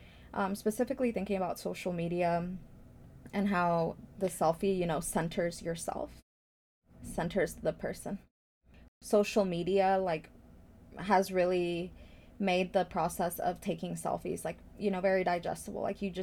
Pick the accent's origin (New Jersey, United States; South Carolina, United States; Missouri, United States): Missouri, United States; Blue Springs; growing up Latina, Midwest, you know, immigrant in a very white area. I grew up in Blue Springs